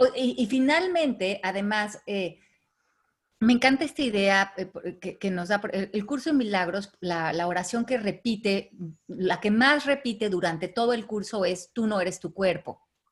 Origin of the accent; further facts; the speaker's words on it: Mexico; los que somos de México